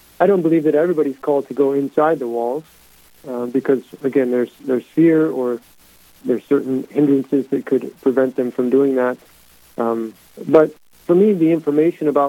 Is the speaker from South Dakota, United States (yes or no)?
yes; Mitchell, South Dakota, United States; now in Brandon, United States; Born and raised in Mitchell, South Dakota